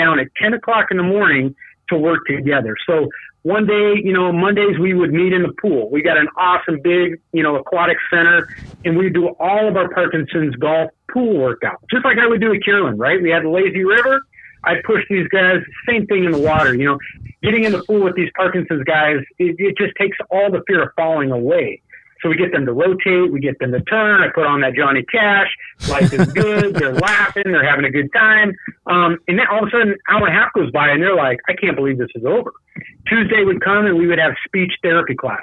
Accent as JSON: {"language": "English", "town": "Tucson", "region": "Arizona", "country": "United States", "tie": "born or raised there", "lives_now": "Phoenix, United States", "said": "I'm a Tucson guy. I grew up in Tucson."}